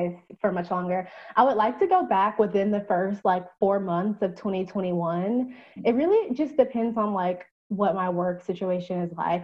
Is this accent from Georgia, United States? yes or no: yes; Atlanta, Georgia, United States; I am from Atlanta, Georgia